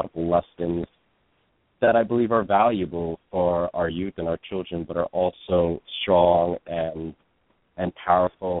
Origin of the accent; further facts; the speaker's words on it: New York City, New York, United States; I grew up in Brooklyn, mostly in the Bushwick and Ridgewood neighborhoods. And I've lived in New York most of my life.